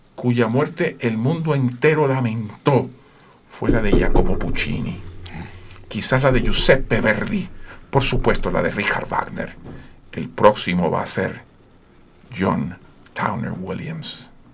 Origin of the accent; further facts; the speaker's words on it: Puerto Rico; Yo soy de Puerto Rico.